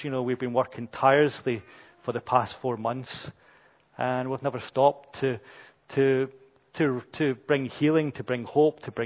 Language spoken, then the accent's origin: English; Brazil; we're British and, you know, I'm too Brazilian